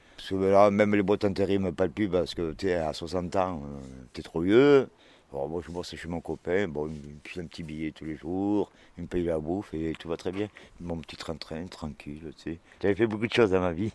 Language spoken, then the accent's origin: French; Cantal, Auvergne-Rhône-Alpes, France; je suis né dans le Cantal